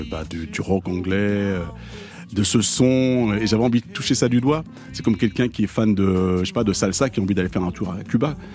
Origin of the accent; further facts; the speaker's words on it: Argenteuil, Île-de-France, France; Le créole, je l'ai appris parce que j'ai grandi, même si j'ai grandi à Argenteuil, eh bien, j'ai grandi dans une famille où tout le monde parlait créole